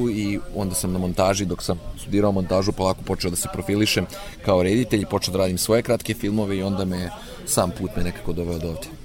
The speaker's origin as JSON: {"language": "Croatian", "town": "Inđija", "region": "Vojvodina", "country": "Serbia", "tie": "born or raised there", "said": "u mestu u kom sam rođen i odrastao u Indiji"}